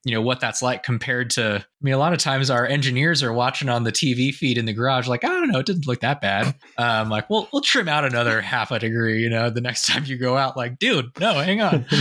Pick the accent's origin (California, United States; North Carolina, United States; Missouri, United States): California, United States; Sausalito; Sausalito, California, which was my hometown